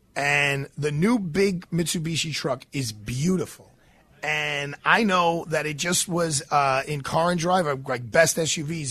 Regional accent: New York City, New York, United States; I'm from Bay Ridge

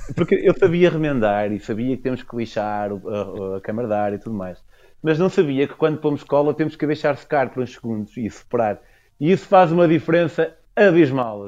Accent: Portugal; moved away as an adult; also born or lived in United Kingdom; eu, enquanto eu sou, represento o fenótipo Tuga

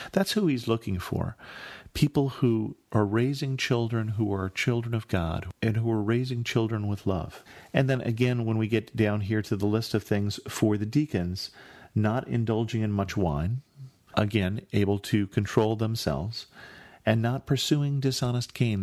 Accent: California, United States; I grew up in California

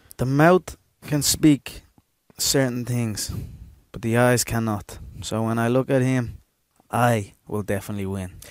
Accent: Ireland; we as Irish

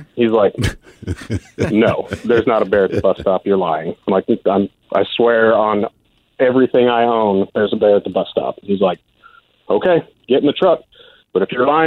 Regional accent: Alaska, United States; I grew up in Alaska

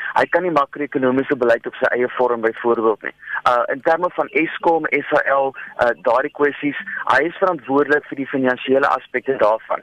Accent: South Africa

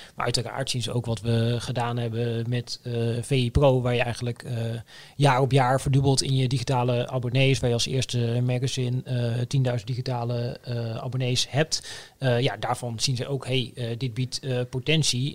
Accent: Oldebroek, Gelderland, Netherlands; ik kom uit Olderbroek, een dorpje in de Bijbelbelt

